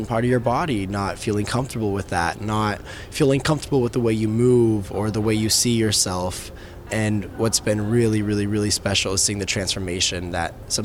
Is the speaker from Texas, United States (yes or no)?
yes; Texas, United States; I've come from Texas. I was raised in Texas